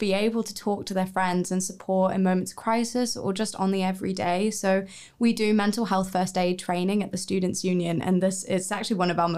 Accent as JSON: {"language": "English", "country": "New Zealand", "moved": "as an adult", "said": "I'm from New Zealand and I literally came as far away as I could"}